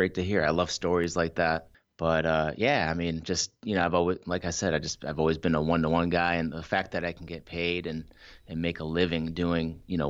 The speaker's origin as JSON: {"language": "English", "town": "Brookline", "region": "Massachusetts", "country": "United States", "tie": "born or raised there", "also_born_or_lived": "Ann Arbor, Michigan", "said": "So I was born and raised in Ann Arbor, Michigan, United States. Moved to Brookline, Massachusetts when I was seven."}